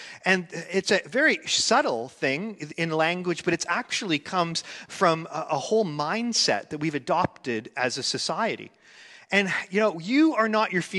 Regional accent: Canada; I grew up here in Canada

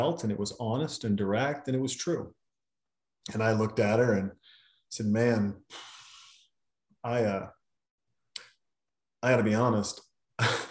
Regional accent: Montana, United States; moved away; I'm a kid from Montana. And you, I mean, I couldn't even skateboard. We had a dirt road.

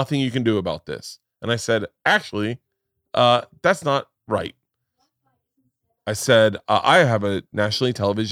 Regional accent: Florida, United States; I grew up in Florida

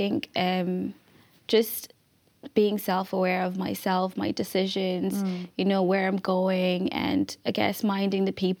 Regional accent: Malawi; now in Ireland; I grew up in Malawi, which is like a really small country in Southern Africa.

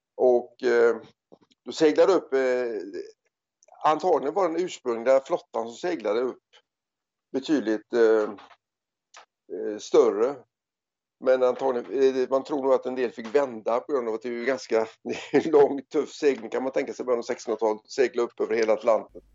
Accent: Gothenburg, Västra Götaland, Sweden; moved away as an adult; also born or lived in South Africa / Australia; jag kommer ursprungligen från eh, Göteborg

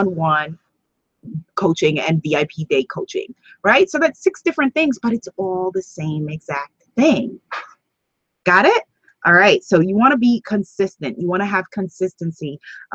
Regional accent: New York, United States; also born or lived in Guyana (ancestry); although my family is from Guyana, South America, that I am a New York girl. And so I like being a New Yorker

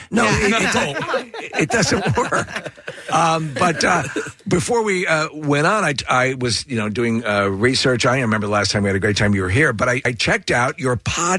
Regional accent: Long Island, New York, United States; moved away; also born or lived in Manhattan, New York; I was actually born in Manhattan, Columbus Circle, but we lived on Long Island.

